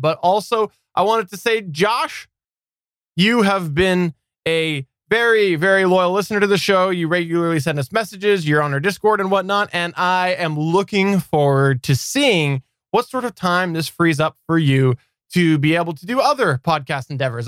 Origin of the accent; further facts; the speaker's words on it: Canada; also born or lived in British Columbia; I am Canadian. I am Canadian